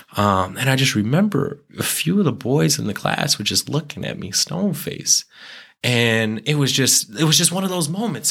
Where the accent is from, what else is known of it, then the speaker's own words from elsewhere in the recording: Tempe, Arizona, United States; I grew up in Tempe